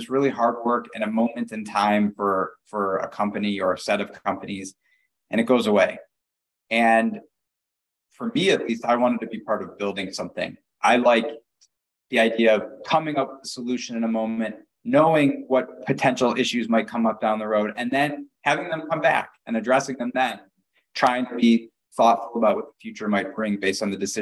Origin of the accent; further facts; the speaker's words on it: Detroit, Michigan, United States; I grew up in the suburbs of Detroit, Michigan